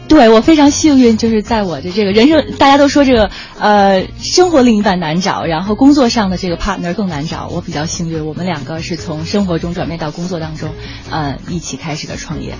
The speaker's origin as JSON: {"language": "Chinese", "region": "Beijing", "country": "China", "tie": "born or raised there", "also_born_or_lived": "Seattle, United States", "moved": "as an adult", "said": "其实就是北京人，从小在北京长大。北京大妞儿"}